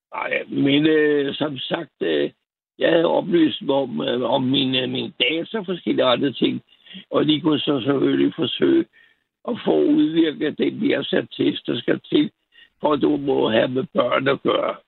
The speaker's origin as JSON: {"language": "Danish", "town": "Copenhagen", "region": "Capital Region of Denmark", "country": "Denmark", "tie": "born or raised there", "said": "jeg er født på Rigshospitalet"}